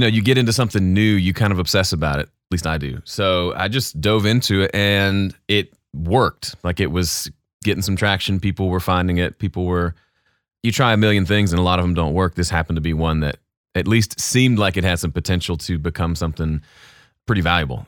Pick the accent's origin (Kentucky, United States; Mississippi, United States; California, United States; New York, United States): Mississippi, United States; now in Nashville, United States; So, I grew up in Mississippi. I'm a Southern boy